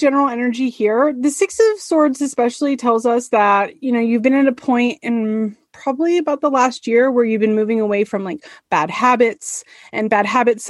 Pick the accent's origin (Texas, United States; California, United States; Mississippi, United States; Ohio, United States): California, United States; San Francisco; moved away; I'm from the San Francisco area originally, and there was an outlet mall by my house